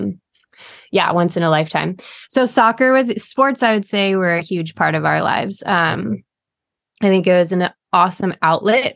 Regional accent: Big Sur, California, United States; also born or lived in Cayucos, California; I grew up in Big Sur, California

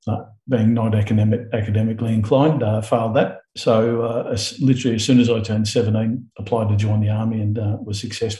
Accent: Ivanhoe, Victoria, Australia; Born in Ivanhoe, Victoria, 1961, and spent all of my youth in Victoria for the most part.

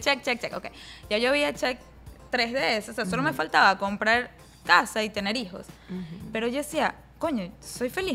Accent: Venezuela; moved away as an adult; also born or lived in New York; now in United States; venía de Venezuela

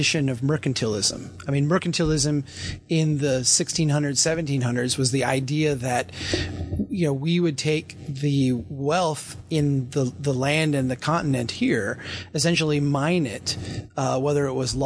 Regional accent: Brainerd, Minnesota, United States; my hometown of Brainerd

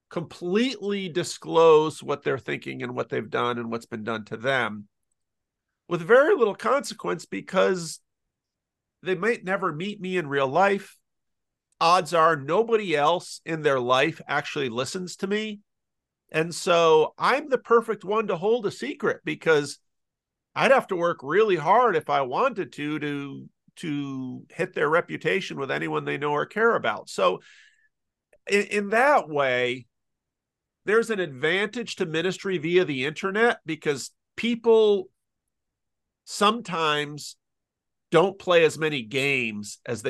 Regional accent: Patterson, United States; I grew up in Patterson, pastoring in a church

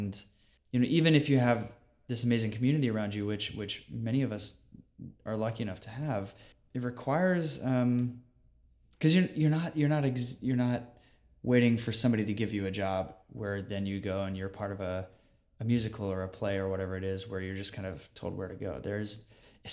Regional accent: Virginia, United States; I grew up in Virginia

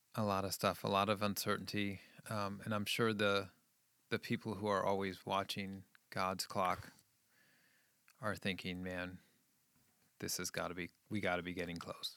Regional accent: Scituate, Massachusetts, United States; also born or lived in Midwest; I grew up in New England, just outside of Boston, and, um, I went to a little high school, um, in this little town called Scituate.

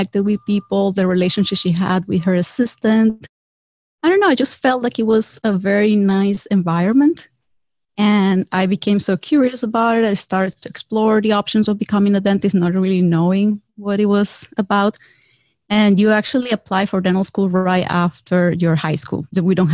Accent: Venezuela; English is a second language; moved away as an adult; now in United States; I'm actually originally from Venezuela

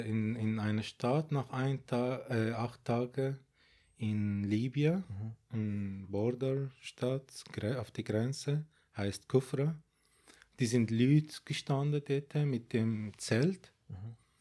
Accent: Baghdad, Baghdad Governorate, Iraq; German is a second language; moved away as an adult; now in Switzerland; Also ich bin in Bagdad geboren

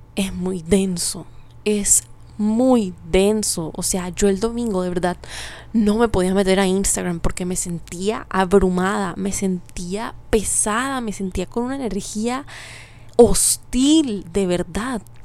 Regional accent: Colombia; como colombianos

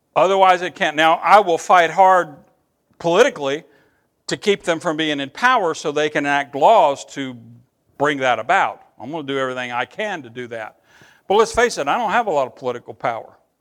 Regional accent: Eastern Kentucky, United States; I'm from Eastern Kentucky

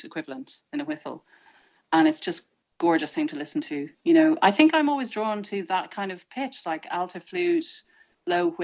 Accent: Ireland; as an Irish person

